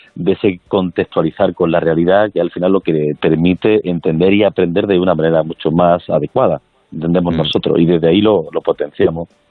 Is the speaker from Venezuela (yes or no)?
no; Granada, Andalusia, Spain; como granadino, pues un orgullo